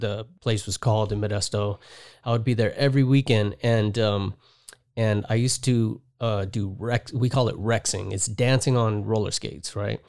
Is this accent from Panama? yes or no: yes; Panama; also born or lived in Las Vegas, Nevada, United States; now in Southern California, United States; I was born in Vegas, raised in Panama. I moved to Panama when I was, like, two or three months old.